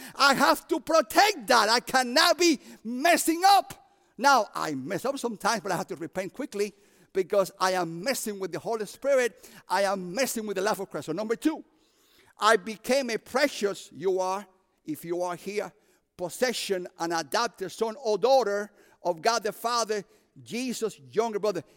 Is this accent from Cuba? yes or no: yes; Cuba; moved away; also born or lived in Union City, New Jersey / Chicago; I'm from Cuba.